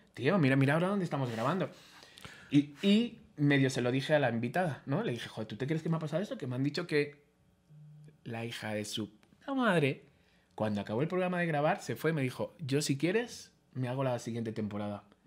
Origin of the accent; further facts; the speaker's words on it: Spain; soy español